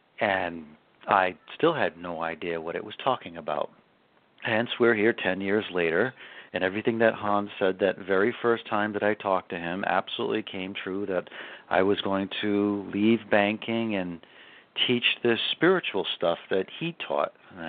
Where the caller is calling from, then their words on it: Asheville, North Carolina, United States; We're in Asheville, North Carolina.